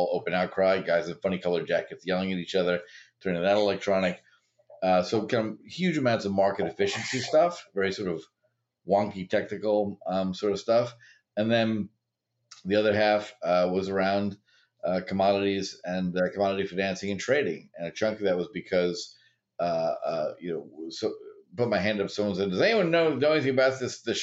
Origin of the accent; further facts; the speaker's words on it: New York, United States; also born or lived in Chicago; I grew up in New York